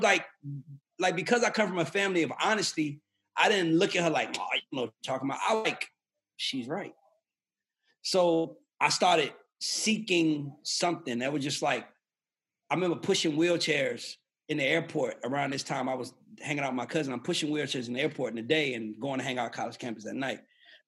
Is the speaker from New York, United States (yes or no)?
yes; New York City, New York, United States; moved away; also born or lived in Atlanta, Georgia; I'm originally from the South Bronx, Patterson Projects